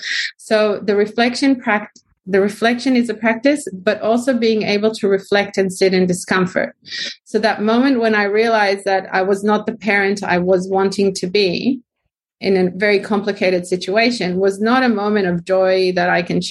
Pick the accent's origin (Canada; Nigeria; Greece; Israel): Israel; now in Australia; I'm Israeli